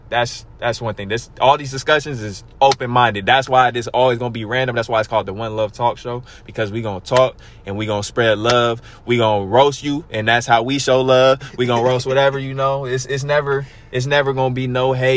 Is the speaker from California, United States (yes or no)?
yes; Stockton, California, United States; we are from Stockton